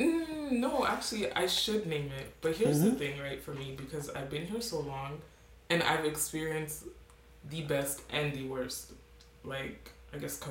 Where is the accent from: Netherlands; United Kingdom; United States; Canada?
Canada; Winnipeg, Manitoba; born or raised there; moved away as an adult; also born or lived in Ghana; now in eastern Canada